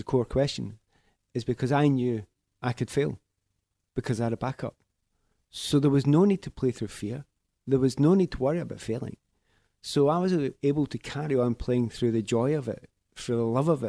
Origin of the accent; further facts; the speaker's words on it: Scotland, United Kingdom; moved away; also born or lived in Ireland; for all the fact that I spent a lot of time in Ireland, I am Scottish and I always was Scottish